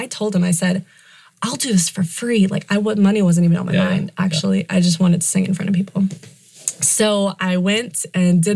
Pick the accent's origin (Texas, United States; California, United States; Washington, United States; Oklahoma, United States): Texas, United States; Houston; moved away as an adult; now in Nashville, United States; I grew up in Houston, Texas. I was there my whole life. Did not move, was not anywhere else